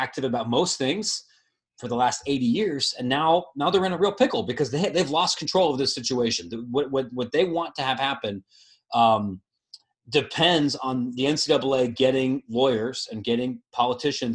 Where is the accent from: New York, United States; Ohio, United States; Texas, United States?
Ohio, United States; moved away as an adult; now in Chicago, United States; I grew up in Ohio. I live in Chicago now, but I spent most of my life in Ohio